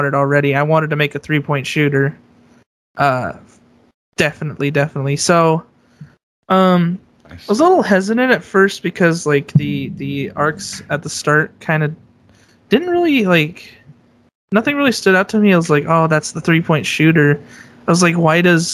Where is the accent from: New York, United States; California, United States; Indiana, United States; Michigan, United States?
California, United States; Bay Area; growing up in the Bay Area